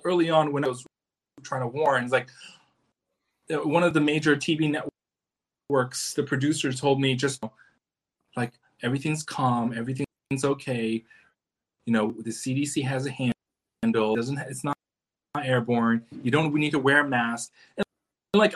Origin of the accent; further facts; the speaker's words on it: United States; I'm all American